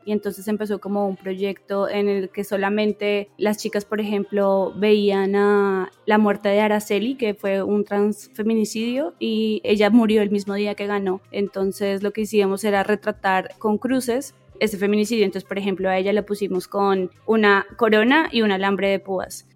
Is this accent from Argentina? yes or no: no; Colombia; moved away as an adult; now in Mexico; soy colombiana, pero vivo en México hace unos tres años